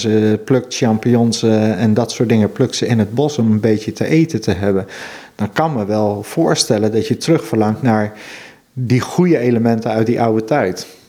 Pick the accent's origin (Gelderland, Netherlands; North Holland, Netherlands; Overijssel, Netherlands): Gelderland, Netherlands; Veluwe; now in Friesland, Netherlands; Ik kom oorspronkelijk van de Veluwe. Mhm. En daar had je in mijn jeugd nog wel van die boerderijtjes